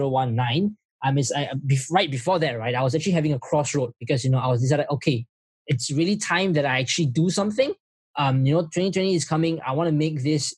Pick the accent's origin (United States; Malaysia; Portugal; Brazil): Malaysia; now in Singapore; I'm from Malaysia, but I'm working in Singapore.